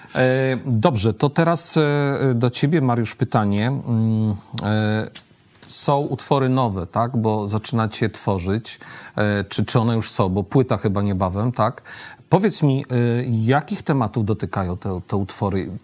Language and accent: Polish; Świdnik, Lublin Voivodeship, Poland; jestem ze Świdnika, tak urodziłem się w Świdniku